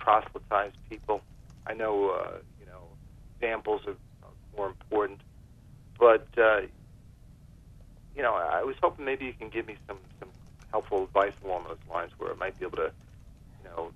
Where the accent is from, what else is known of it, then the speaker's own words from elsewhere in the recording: New York City, New York, United States; also born or lived in Westchester County, New York; now in Upstate New York, United States; I'm originally from the Bronx, but I was living in Westchester County for many years. But I just recently moved upstate